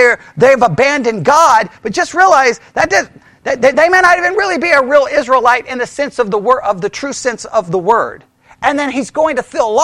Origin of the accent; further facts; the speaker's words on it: Texas, United States; being born in Texas on Texas Independence Day